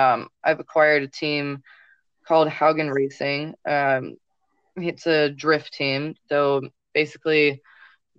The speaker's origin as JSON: {"language": "English", "town": "Chesterfield", "region": "Missouri", "country": "United States", "said": "I'm from Missouri, Chesterfield, Missouri"}